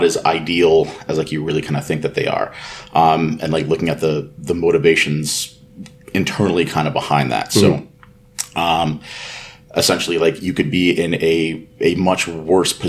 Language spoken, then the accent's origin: English; Kitchener-Waterloo, Ontario, Canada; I'm from Kitchener-Waterloo, Ontario, which is in Canada.